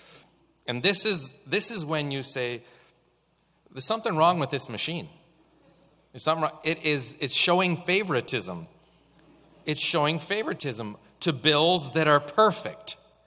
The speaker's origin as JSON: {"language": "English", "country": "Canada", "also_born_or_lived": "Kenya", "said": "I am a Canadian"}